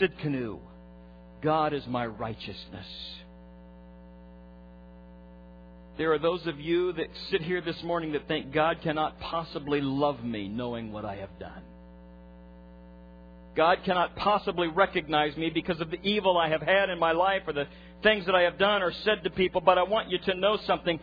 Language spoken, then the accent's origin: English; Nebraska, United States; I'm a farm kid. I grew up in Nebraska